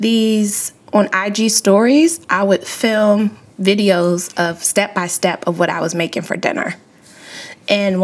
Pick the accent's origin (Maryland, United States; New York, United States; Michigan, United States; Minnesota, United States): Maryland, United States; moved away as an adult; also born or lived in California; born and raised in Maryland my whole life